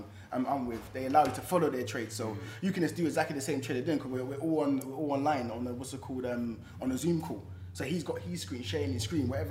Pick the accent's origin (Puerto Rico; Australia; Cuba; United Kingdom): United Kingdom; Mitcham, London; I'm from Mitcham, and I'm from like the heart of Mitcham, like, you know, like where I was from is like the backyard